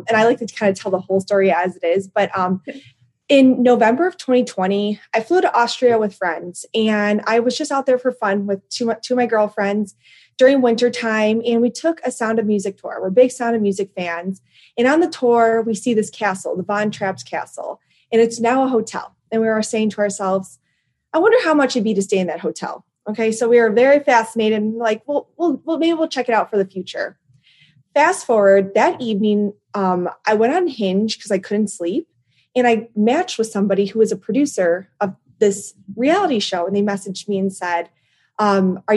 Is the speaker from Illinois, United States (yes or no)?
yes; Chicago, Illinois, United States; accent: Chicago; My Chicago accent has gotten thicker over the years